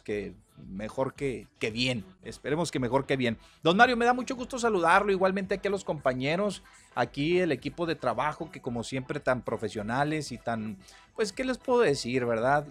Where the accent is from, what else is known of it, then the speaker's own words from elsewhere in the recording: Mexico; somos los mexicanos